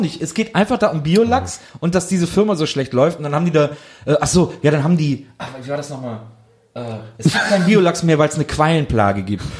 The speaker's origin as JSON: {"language": "German", "town": "Wesseling", "region": "North Rhine-Westphalia", "country": "Germany", "tie": "born or raised there", "said": "ich komme ja aus Wesseling zwischen Köln und Bonn"}